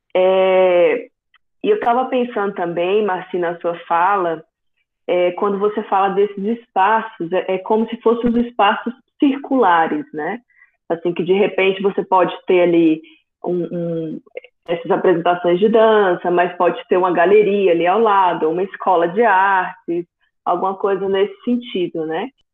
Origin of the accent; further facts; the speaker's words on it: interior of Bahia, Brazil; now in Goiânia, Brazil; eu venho do interior da Bahia, né? Eu moro em Goiânia há 15 anos